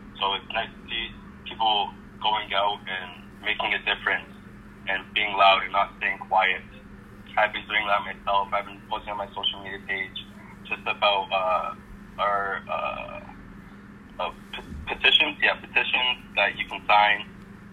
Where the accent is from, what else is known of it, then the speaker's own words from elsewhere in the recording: Vancouver, British Columbia, Canada; now in Victoria, Canada; I'm from Vancouver